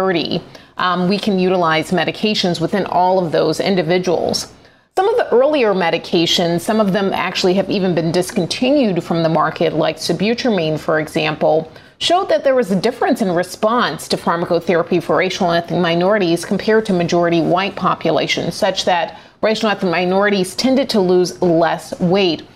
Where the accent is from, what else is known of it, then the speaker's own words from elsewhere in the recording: Atlanta, Georgia, United States; my hometown of Atlanta, Georgia